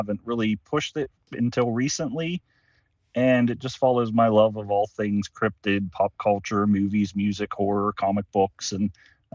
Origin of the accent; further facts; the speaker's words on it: Pennsylvania, United States; It is my hometown. I was born there, and I currently reside there